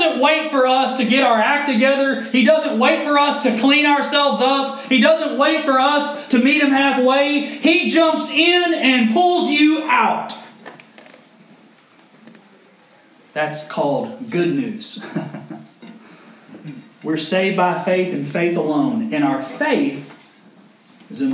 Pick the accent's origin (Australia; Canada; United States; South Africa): United States; Owensboro, Kentucky; moved away; We lived on a corner lot, had a big old yard growing up in Owensboro, Kentucky